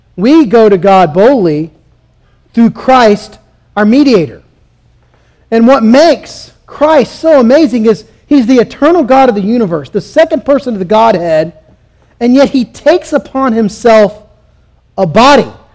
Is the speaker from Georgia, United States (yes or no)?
yes; Southeast Georgia, United States; I'm from Southeast Georgia